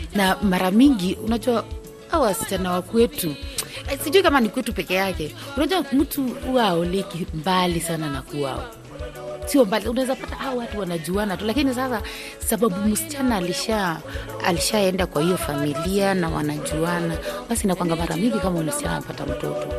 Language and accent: Swahili; Bukusu, Western Kenya, Kenya; mimi natoka kwa Wabukusu